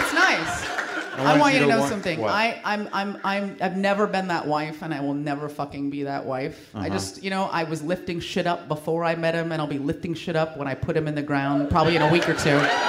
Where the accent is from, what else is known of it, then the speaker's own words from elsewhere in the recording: San Francisco, California, United States; I grew up in San Francisco. It was a very experimental culture there.